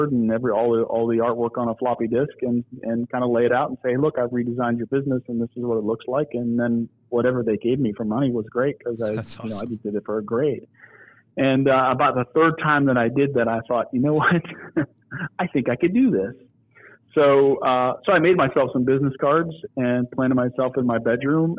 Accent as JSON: {"language": "English", "town": "Niles", "region": "Ohio", "country": "United States", "tie": "born or raised there", "said": "I grew up in Niles, Ohio, which is kind of right in between Youngstown and Warren"}